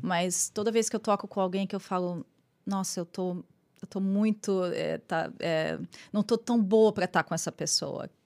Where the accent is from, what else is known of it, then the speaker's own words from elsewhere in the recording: Londrina, Paraná, Brazil; moved away as an adult; now in New York, United States; como eu sou de Londrina, né? Eu voltei a Londrina